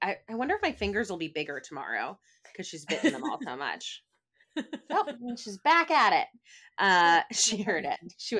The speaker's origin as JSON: {"language": "English", "country": "United States", "said": "maybe this is also just like my bias as like an American TV watcher"}